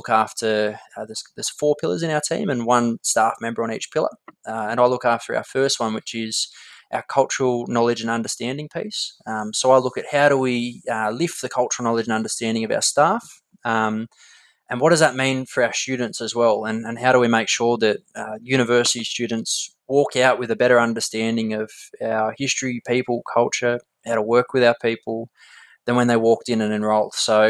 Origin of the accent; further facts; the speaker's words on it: Darkinyung country, Central Coast, New South Wales, Australia; So that's where my family's from and I grew up on Darkinyung country on the Central Coast. Our family been down here for a couple of generations now. So I grew up on the north end of the coast, kind of Tookley, Norville area of the coast.